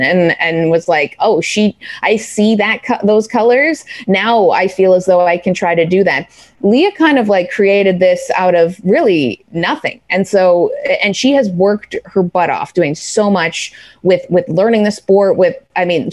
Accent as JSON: {"language": "English", "country": "Canada", "moved": "yes", "lives_now": "New York, United States", "said": "being a Canadian in New York City"}